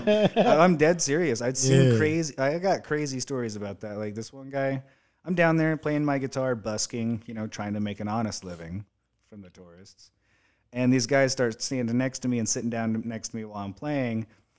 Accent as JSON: {"language": "English", "region": "the South", "country": "United States", "said": "I'm from the South."}